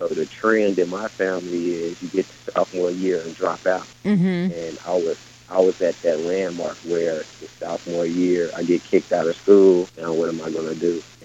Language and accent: English; Harvey, Illinois, United States; also born or lived in Chicago; I was born in Chicago. My family moved to a neighboring suburb called Harvey, Illinois